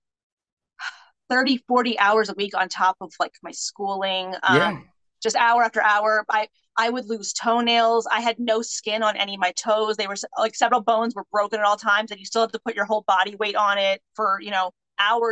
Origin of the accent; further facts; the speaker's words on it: New Jersey, United States; moved away as an adult; also born or lived in West Coast; I grew up in Jersey